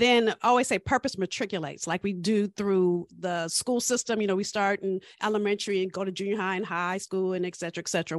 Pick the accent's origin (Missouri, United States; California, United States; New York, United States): California, United States; Los Angeles; I'm from South Central L